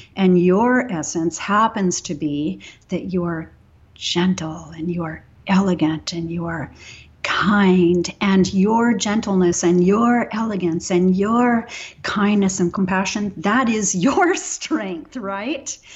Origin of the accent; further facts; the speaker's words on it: Texas, United States; I grew up in Texas